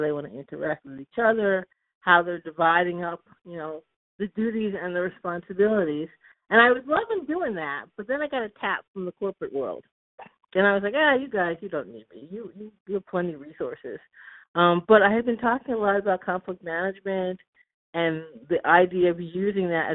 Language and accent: English; Long Island, New York, United States; also born or lived in Boston, United States; now in Oakland, United States; I grew up on Long Island